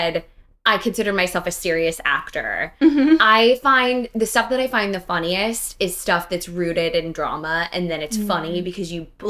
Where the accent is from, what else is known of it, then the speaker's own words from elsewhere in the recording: Midwest, United States; growing up in the Midwest, being in theater in high school was like everyone did it